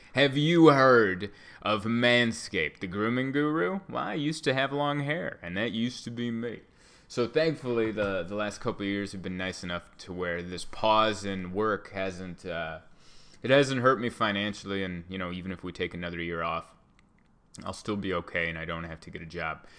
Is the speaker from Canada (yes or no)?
no; United States; I bleed red, white, and blue. I'm as American as apple pie.